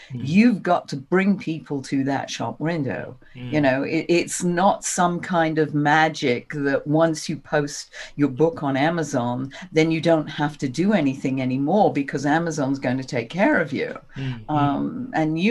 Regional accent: England, United Kingdom; moved away as an adult; now in United States; I'm originally from England

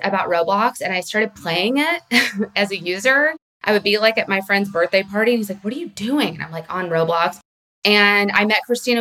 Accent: South Carolina, United States; moved away as an adult; also born or lived in New York City; I grew up in South Carolina

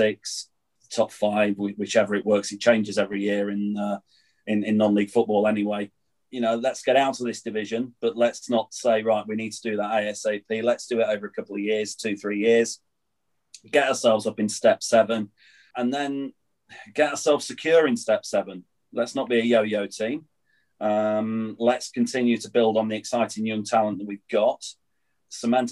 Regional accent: Nottingham, East Midlands, United Kingdom; now in Ossett, United Kingdom; Originally, I'm from Nottingham

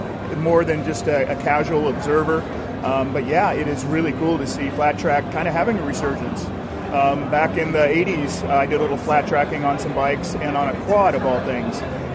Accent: Redland, Oregon, United States; I'm from Redland, Oregon, just southeast of Portland. Born and raised Oregonian.

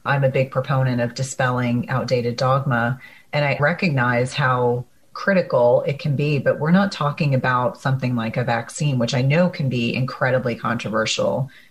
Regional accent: New Jersey, United States; moved away; I grew up in New Jersey

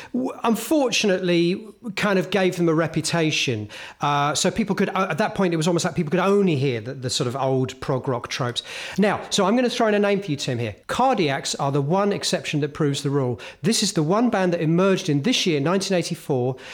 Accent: Hemel Hempstead, East of England, United Kingdom; a kid living, growing up in Helmholtz

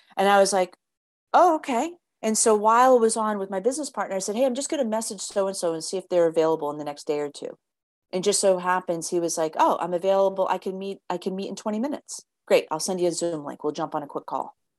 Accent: United States; I grew up in the States where it's like you had to fit this norm.

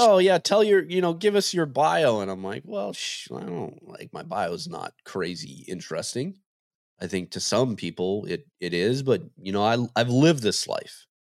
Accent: Montana, United States; growing up in Montana

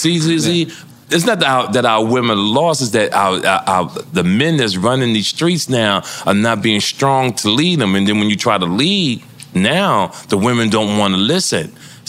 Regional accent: Jersey City, New Jersey, United States; also born or lived in New York; See, I think growing up in Jersey City, being up in Harlem, being in New York.

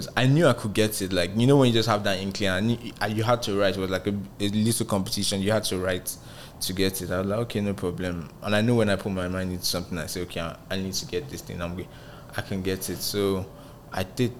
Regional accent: Nigeria; moved away as an adult; also born or lived in Ghana; now in Lagos, Nigeria; I didn't want to come back to Nigeria. I was trying to do what … did, just blow up as a Nigerian in Ghana

